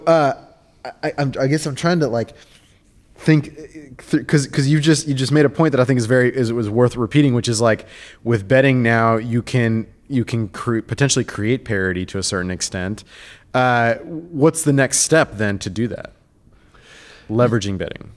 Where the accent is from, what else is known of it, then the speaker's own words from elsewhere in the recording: Argentina; I'm from Argentina, I grew up playing soccer